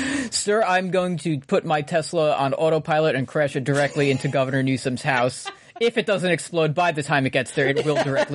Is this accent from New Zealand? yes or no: yes; New Zealand; I'm from New Zealand.